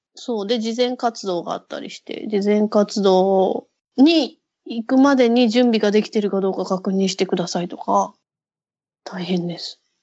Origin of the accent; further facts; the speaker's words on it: Ichinomiya, Aichi, Japan; 自分の実家はそっちの方なんで、もともと自分がいたとこ